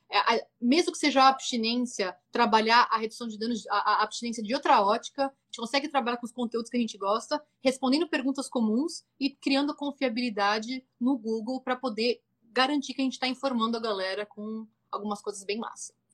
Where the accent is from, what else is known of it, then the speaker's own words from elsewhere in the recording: Brazil; moved away as an adult; now in California, United States; saí do Brasil como uma mulher